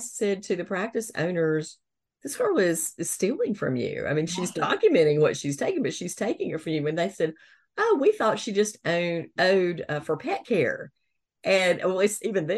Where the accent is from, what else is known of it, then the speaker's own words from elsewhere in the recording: the South, United States; growing up in the South